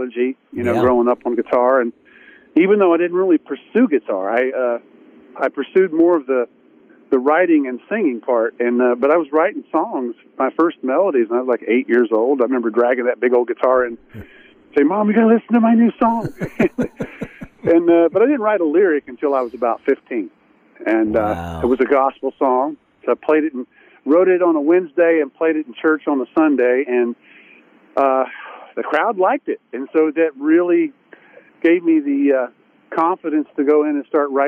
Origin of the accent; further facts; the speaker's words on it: East Tennessee, United States; now in Nashville, United States; I was raised in East Tennessee